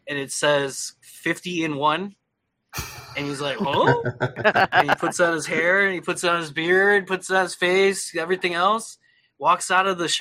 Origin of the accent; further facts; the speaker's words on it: Michigan, United States; We're all from Michigan